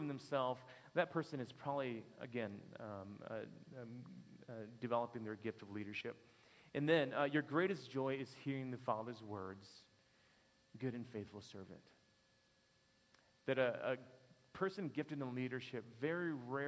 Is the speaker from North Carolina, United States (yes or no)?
no; Detroit, Michigan, United States; I'm from Detroit.